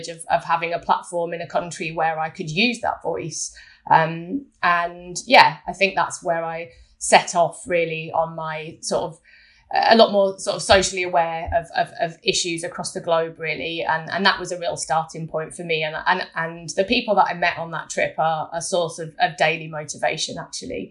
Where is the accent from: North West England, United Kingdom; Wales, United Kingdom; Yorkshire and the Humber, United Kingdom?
Yorkshire and the Humber, United Kingdom; Scarborough; I was born in Scarborough, a small town on the East Coast